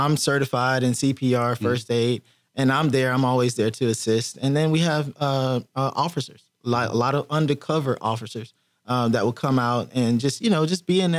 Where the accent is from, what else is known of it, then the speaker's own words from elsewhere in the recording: Miami, Florida, United States; now in Texas, United States; I grew up in Miami area. I grew up in Florida.